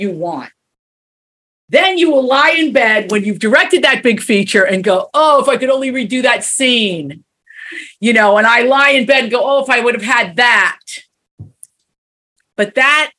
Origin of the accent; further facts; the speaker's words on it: Big Stone Gap, Virginia, United States; moved away; We're in my hometown. I grew up here.